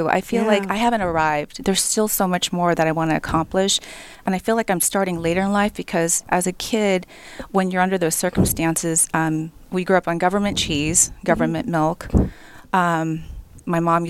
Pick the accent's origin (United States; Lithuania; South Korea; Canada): South Korea; You know, I grew up in Korea in a cement box.